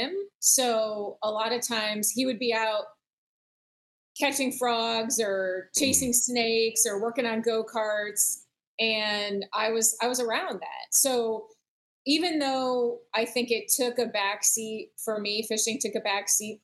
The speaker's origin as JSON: {"language": "English", "area": "the Midwest, suburbs of Chicago", "region": "Illinois", "country": "United States", "tie": "born or raised there", "also_born_or_lived": "Michigan", "moved": "as an adult", "lives_now": "Florida, United States", "said": "growing up in the Midwest, spending time fishing in the suburbs of Chicago"}